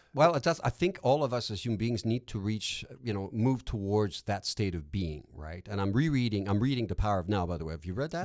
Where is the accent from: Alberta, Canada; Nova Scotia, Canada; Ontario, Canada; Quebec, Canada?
Quebec, Canada; accent: Quebec; first language French; English is a second language; I'm francophone. That's not an fake Quebec accent, by the way. Uh, my accent is, is genuinely from Quebec